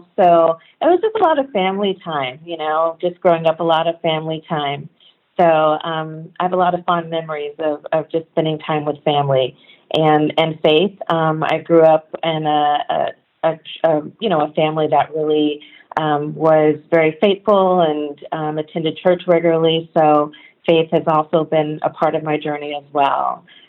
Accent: Sacramento, California, United States; But I grew up primarily in Sacramento. So Sacramento is my hometown.

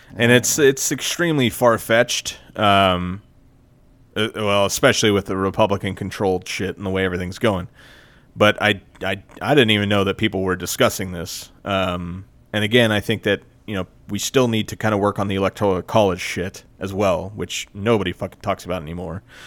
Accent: United States; I grew up in America where we have a really shitty education system

